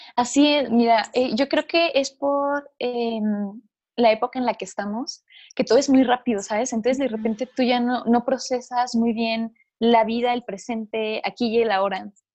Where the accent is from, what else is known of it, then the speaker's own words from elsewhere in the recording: Chihuahua, Mexico; yo soy de Chihuahua